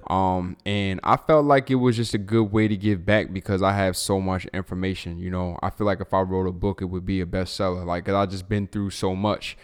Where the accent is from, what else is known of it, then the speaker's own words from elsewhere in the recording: Baltimore, Maryland, United States; now in Texas, United States; Growing up in Baltimore